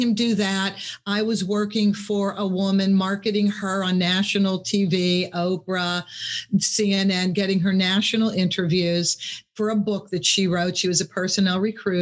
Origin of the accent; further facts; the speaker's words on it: Pittsburgh, Pennsylvania, United States; I'm from Pittsburgh.